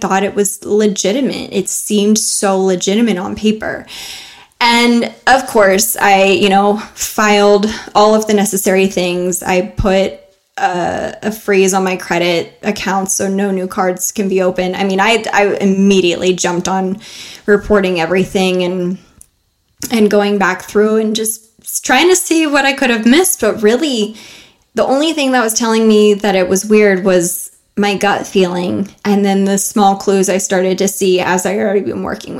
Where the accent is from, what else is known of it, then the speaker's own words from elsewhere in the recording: United States; as an American